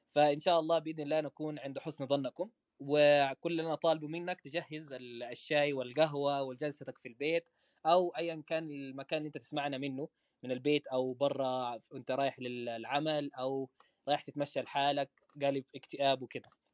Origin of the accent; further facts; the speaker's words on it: Medina, Medina Province, Saudi Arabia; accent: Saudi; also born or lived in Malaysia; انا مصري آه، من مواليد المدينه الحمد لله مدينه منوره وعايش حياتي هنا في المدينه في السعوديه طيله الحمد لله النشأة